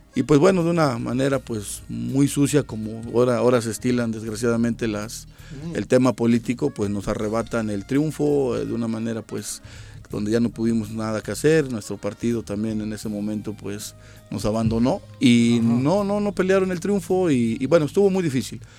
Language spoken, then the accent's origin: Spanish; Tetecala, Morelos, Mexico; Soy del municipio de Tetecala